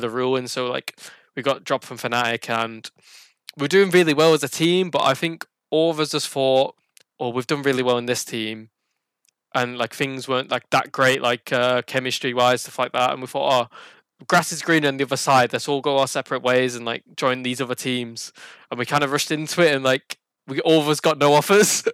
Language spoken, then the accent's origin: English; Burnley, North West England, United Kingdom; I'm from Burnley in uh, England. Not that many people have heard of it. It's a very small town uh, north of Manchester.